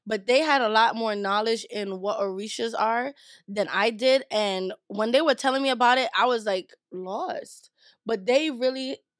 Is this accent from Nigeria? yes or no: yes; Nigeria; I did some cultural appropriation, even though I'm Nigerian.